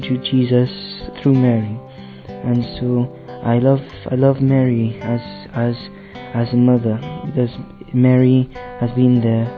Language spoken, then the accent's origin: English; Dominica; I'm from Dominica in the West Indies